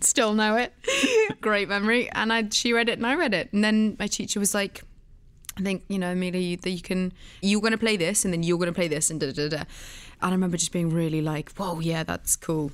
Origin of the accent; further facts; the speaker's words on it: Oxfordshire, South East England, United Kingdom; also born or lived in London; I was born in London, but raised in the countryside around London, sort of in Oxfordshire.